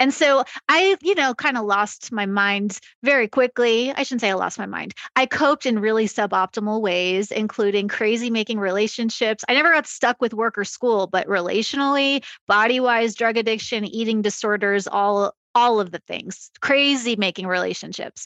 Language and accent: English; Long Island, New York, United States; I grew up on Long Island